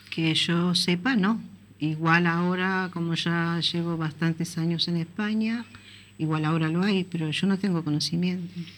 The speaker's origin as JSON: {"language": "Spanish", "country": "Uruguay", "moved": "yes", "lives_now": "A Coruña, Spain", "said": "somos los uruguayos"}